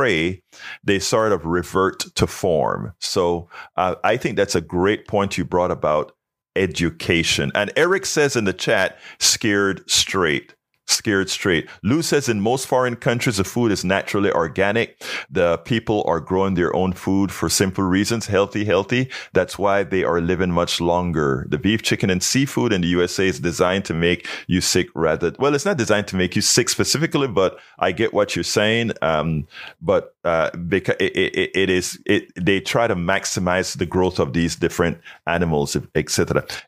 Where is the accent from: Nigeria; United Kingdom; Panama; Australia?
Panama; now in United States; from the time I came from Panama, before in Panama